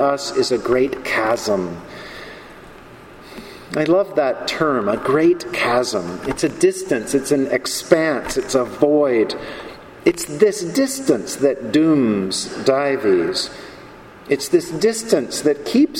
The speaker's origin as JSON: {"language": "English", "region": "North Carolina", "country": "United States", "tie": "born or raised there", "moved": "yes", "lives_now": "New York, United States", "said": "I grew up in North Carolina with guns"}